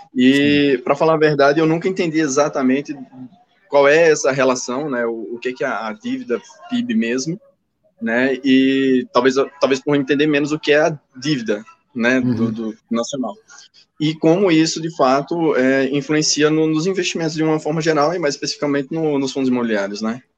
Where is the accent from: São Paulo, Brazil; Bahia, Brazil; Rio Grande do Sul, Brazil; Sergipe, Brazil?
Sergipe, Brazil; Aracaju; now in Brasília, Brazil; Eu estou falando de Brasília, mas na verdade eu sou sergipano, né? Aracajuano